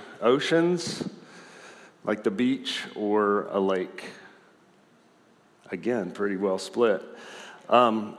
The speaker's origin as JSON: {"language": "English", "region": "the South", "country": "United States", "said": "I'm from the South"}